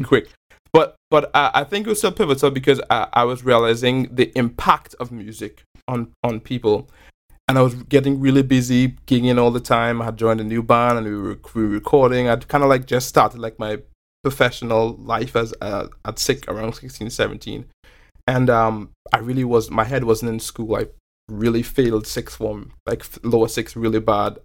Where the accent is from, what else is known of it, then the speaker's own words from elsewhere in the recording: Belmont, Port of Spain, Trinidad & Tobago; moved away; growing up in Belmont. Um, Trinidad is also a really culturally and ethnically diverse place.